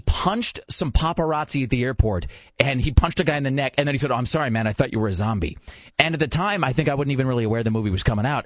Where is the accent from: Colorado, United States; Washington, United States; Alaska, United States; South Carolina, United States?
Washington, United States; Kennewick; moved away; in Kennewick, in my hometown